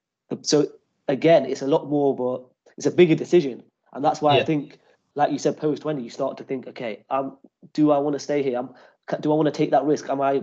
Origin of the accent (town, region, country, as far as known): Nottingham, East Midlands, United Kingdom; born or raised there; moved away as an adult; now in Manchester, United Kingdom